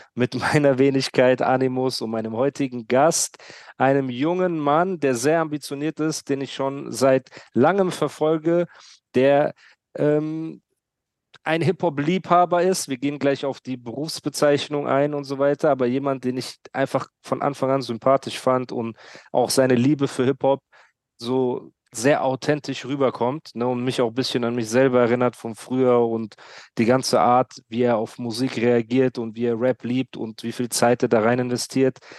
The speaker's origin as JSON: {"language": "German", "town": "Heidelberg", "region": "Baden-Württemberg", "country": "Germany", "said": "aber bin ich auch Heidelberger"}